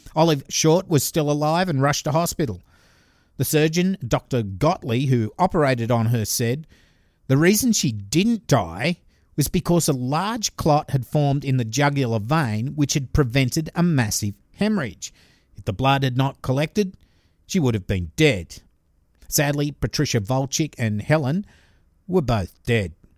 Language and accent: English; Glenfield, New South Wales, Australia; my hometown murder